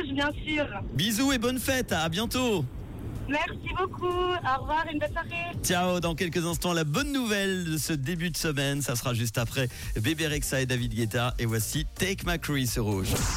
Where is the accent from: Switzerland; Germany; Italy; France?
Switzerland; chez nous en Suisse